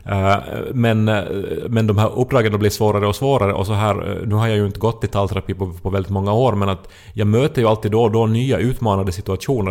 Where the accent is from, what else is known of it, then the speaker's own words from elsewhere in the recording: Ostrobothnia, Finland; jag åtminstone som österbottning